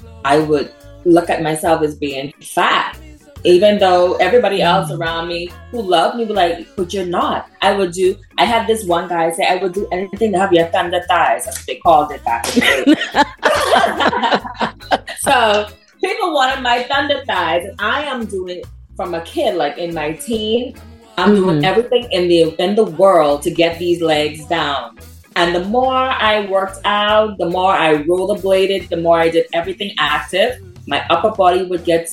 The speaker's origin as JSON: {"language": "English", "town": "Freeport", "region": "Grand Bahama", "country": "Bahamas", "tie": "born or raised there", "said": "my hometown in Freeport, Grand Bahama"}